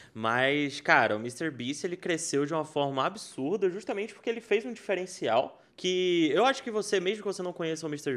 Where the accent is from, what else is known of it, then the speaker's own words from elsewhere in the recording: Brazil; sou do Brasil